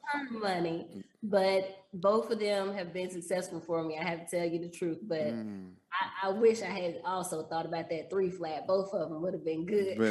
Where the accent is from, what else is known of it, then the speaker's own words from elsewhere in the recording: Dallas, Texas, United States; moved away as an adult; also born or lived in Chicago; I grew up in Dallas